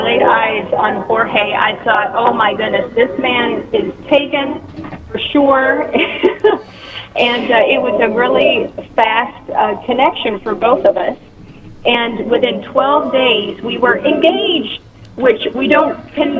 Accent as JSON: {"language": "English", "region": "northern Kentucky", "country": "United States", "tie": "born or raised there", "moved": "as an adult", "said": "I ended up going back home to my hometown in Kentucky, a little city in northern Kentucky"}